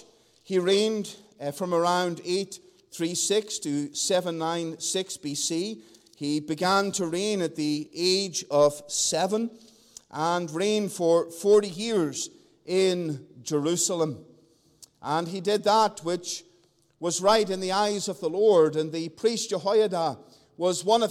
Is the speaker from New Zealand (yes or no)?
no; Northern Ireland, United Kingdom; moved away; back in my home country